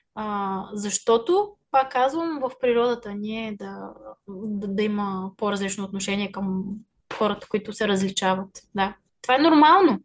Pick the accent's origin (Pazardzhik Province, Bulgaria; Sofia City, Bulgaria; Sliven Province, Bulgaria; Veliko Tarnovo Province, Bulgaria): Sofia City, Bulgaria; Sofia; moved away as an adult; also born or lived in Yablanitsa (mother's origin); now in United States; Аз съм от София